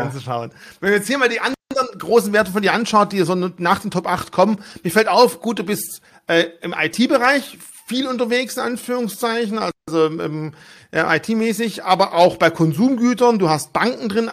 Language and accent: German; Germany; Bei uns in Deutschland